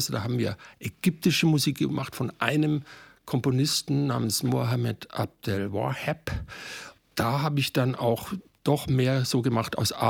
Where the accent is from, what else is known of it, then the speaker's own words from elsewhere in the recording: Bavaria, Germany; now in Cologne, Germany; Also meine Mutter kommt aus Königsberg und mein Vater aus Breslau. Und ich bin am Ammersee geboren, wurde aber deutsch aufgezogen mit der deutschen Sprache.